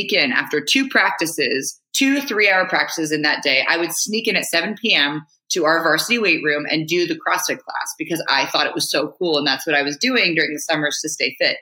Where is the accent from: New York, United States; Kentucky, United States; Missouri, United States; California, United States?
California, United States; Marin County; also born or lived in Hawaii; I grew up in Marin County, so just north of San Francisco.